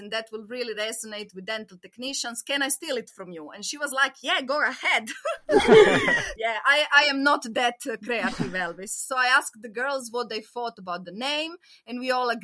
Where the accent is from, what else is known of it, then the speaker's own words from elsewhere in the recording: Croatia; moved away; when I was growing up in Croatia